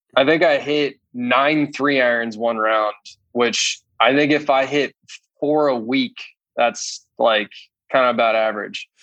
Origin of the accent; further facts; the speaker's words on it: Dallas, Texas, United States; also born or lived in San Francisco, California; I was born in San Francisco, then moved to Dallas when I was nine. I grew up with Lanny's kids